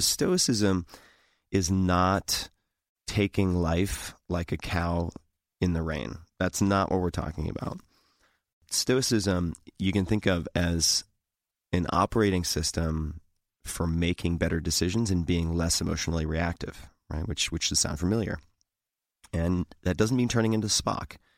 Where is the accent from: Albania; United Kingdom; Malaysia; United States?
United States; Eastern Long Island, New York; I grew up on Eastern Long Island